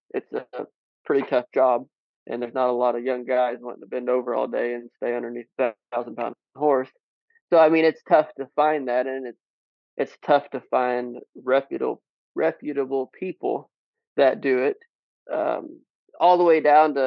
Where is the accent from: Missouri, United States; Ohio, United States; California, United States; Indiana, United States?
Missouri, United States; Southwest; I'm originally from Southwest Missouri